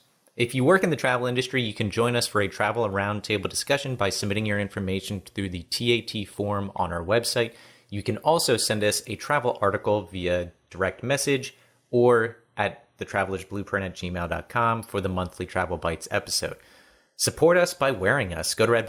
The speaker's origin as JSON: {"language": "English", "region": "Florida", "country": "United States", "tie": "born or raised there", "also_born_or_lived": "North Carolina / Pennsylvania", "said": "My dad was in the Navy. So, you know, I grew up in Florida for a time, then North Carolina, and then finally made my way to Pennsylvania."}